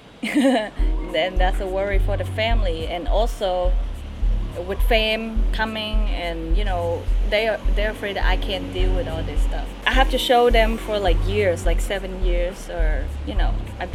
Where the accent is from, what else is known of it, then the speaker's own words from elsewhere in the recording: Vietnam; I'm from Vietnam.